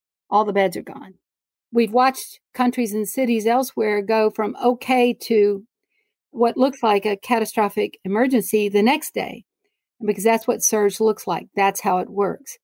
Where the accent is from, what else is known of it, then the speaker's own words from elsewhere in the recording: Beaumont, Texas, United States; now in Houston, United States; growing up in Beaumont, Texas